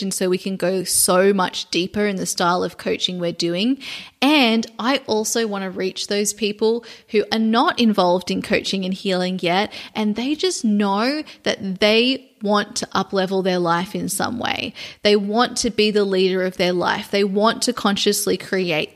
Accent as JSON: {"language": "English", "town": "Sydney", "region": "New South Wales", "country": "Australia", "tie": "born or raised there", "moved": "yes", "said": "Sydney, Australia, which is my hometown"}